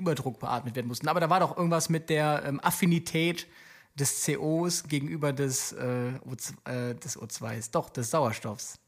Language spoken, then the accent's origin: German; Aachen, North Rhine-Westphalia, Germany; ich komme ja aus, aus Aachen und ich, dort bin ich auch lange Rettungsdienst gefahren